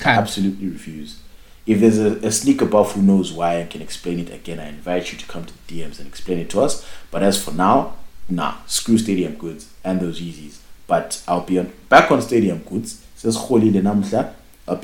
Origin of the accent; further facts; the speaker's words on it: Nigeria; I'm just saying, I'm Nigerian. And I'm working on Amapiano.